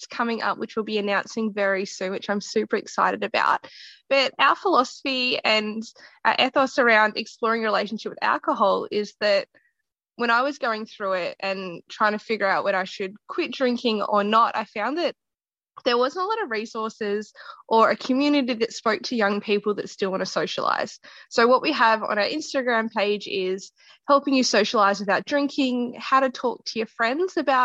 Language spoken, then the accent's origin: English; Geelong, Victoria, Australia; my hometown in Geelong